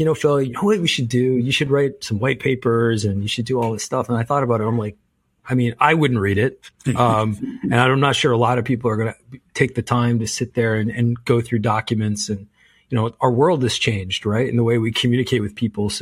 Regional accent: Canada; as a Canadian

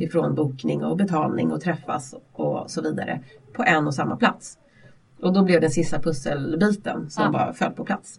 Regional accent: Vallentuna, Stockholm County, Sweden; jag växte upp i Vallentuna ute på landsbygden

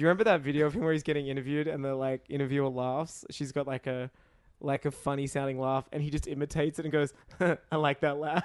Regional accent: Australia; accent: Australian; "Oh, you're, uh, you're Australian?" 'Cause of my accent. I was like, "Yeah."

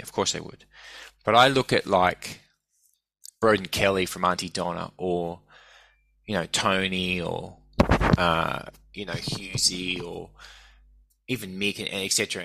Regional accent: Sydney, New South Wales, Australia; also born or lived in Brisbane; when I was growing up in Sydney

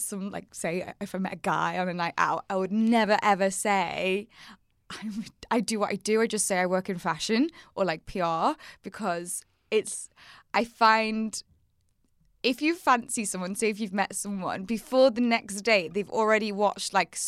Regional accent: Wirral, North West England, United Kingdom; And my accent. From the Wirral.

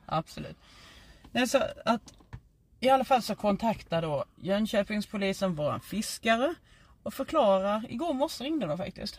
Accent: Skåne, Sweden; accent: Scanian (skånska); min skånska

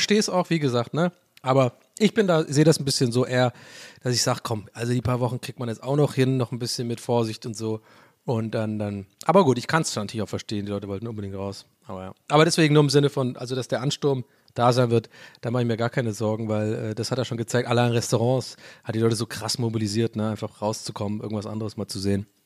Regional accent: Southern Germany, Germany; moved away; Ich komme ja aus dem Süden

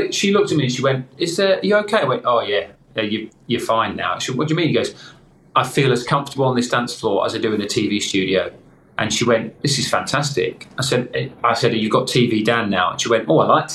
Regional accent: Crawley, South East England, United Kingdom; There was a local bookshop in my hometown of Crawley

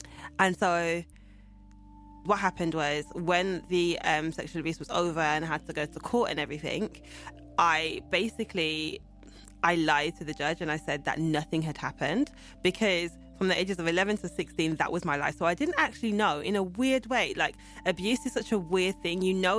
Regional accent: Birmingham, West Midlands, United Kingdom; So, yeah, I was born in Birmingham in 1986.

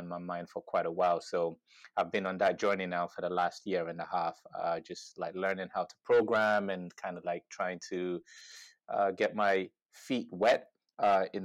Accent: Dublin, Leinster, Ireland; So I grew up in Dublin, first and foremost

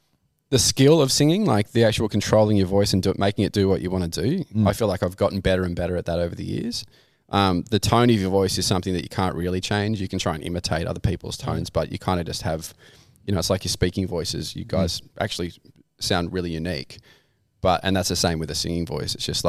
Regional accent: Camden, New South Wales, Australia; I grew up in Camden, but I went to Broughton.

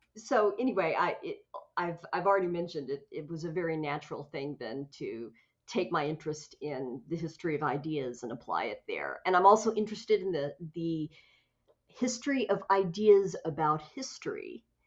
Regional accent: Tulsa, Oklahoma, United States; my hometown of Tulsa, Oklahoma

